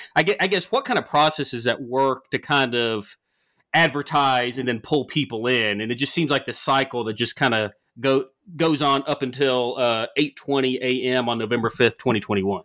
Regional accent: the South, United States; growing up in the South

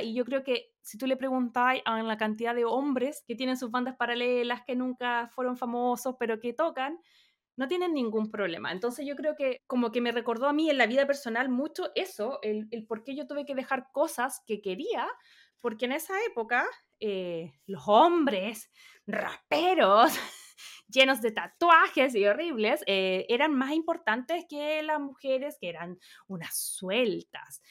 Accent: Chile; moved away; mi imagen desde Chile, yo con, no sé, 12, 13, 14 años

